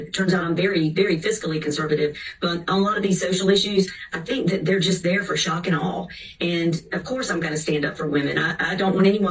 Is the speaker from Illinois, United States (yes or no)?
no; Charleston, South Carolina, United States; I'm from Charleston